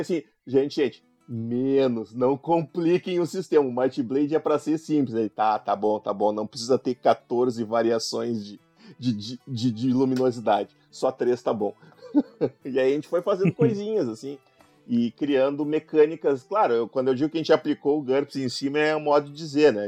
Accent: Gaúcho, Rio Grande do Sul, Brazil; eu sou gaúcho

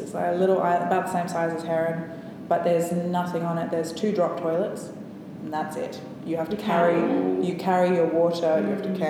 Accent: Canberra, Australian Capital Territory, Australia; I'm from Canberra.

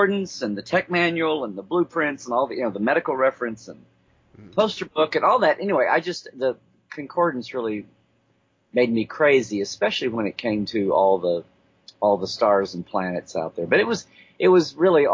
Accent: Oklahoma, United States; growing up in Oklahoma. So I was out in the middle of nowhere

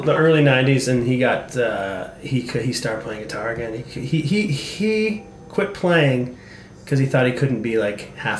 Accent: Oshawa, Ontario, Canada; also born or lived in Kitchener, Ontario; now in Saskatoon, Canada; Moved to the Schwa when I was quite young.

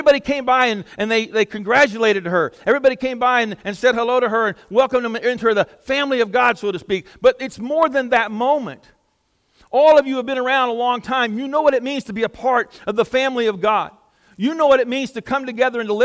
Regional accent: Southeast Texas, United States; moved away; I'm with him from Southeast Texas, and I guarantee you we don't have a lot of rhythm where we come from

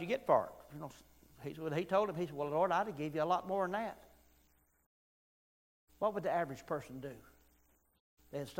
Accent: Weaver, Alabama, United States; when I grew up in Weaver, Alabama

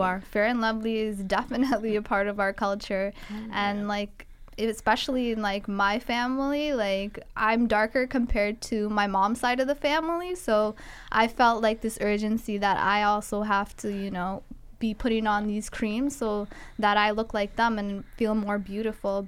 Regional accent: Guelph, Ontario, Canada; I grew up in Guelph where it was hard to come across representation in terms of blacks

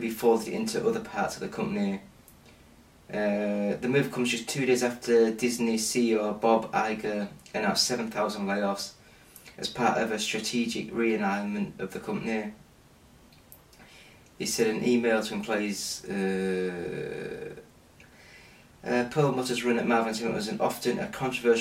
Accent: England, United Kingdom; I'm English

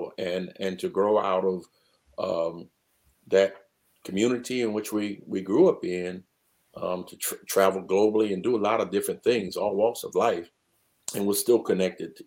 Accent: Newport News, Virginia, United States; I grew up in Newport News, Virginia, mm-hmm. 757

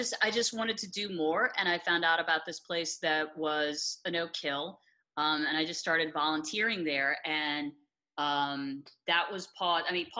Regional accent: Atlanta, Georgia, United States; I grew up here in Atlanta. And I think there was a point in time where, like, I'd gone to college, graduated, left, did a bunch of radio gigs, came back to Atlanta.

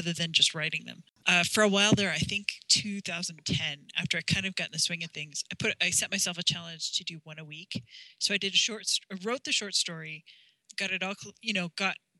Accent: South Dakota, United States; I'm from South Dakota, so that's my roots.

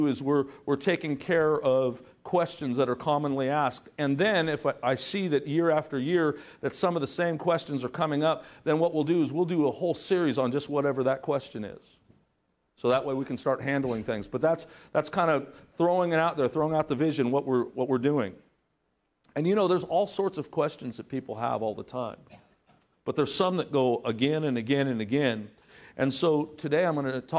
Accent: Southern California, United States; moved away as an adult; also born or lived in Broken Arrow, Oklahoma; I was from Southern California.

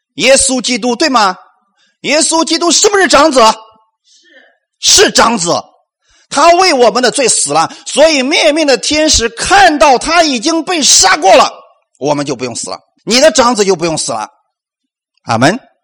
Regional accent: China; 我们中国人

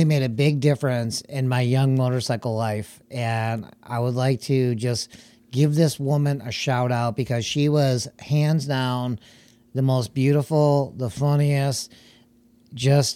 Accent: Oakland County, Michigan, United States; also born or lived in Detroit, Michigan; I was raised most of my life in Oakland County

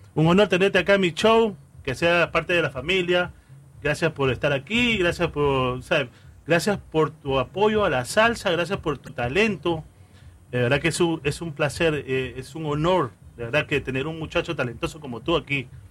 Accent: Callao, Peru; moved away; en el Callao, de donde vengo yo, muy orgulloso de ser chalaco

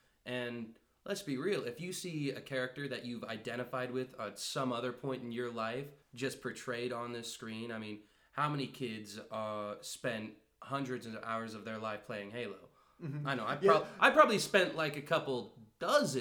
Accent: Midwest, United States; we're Midwestern

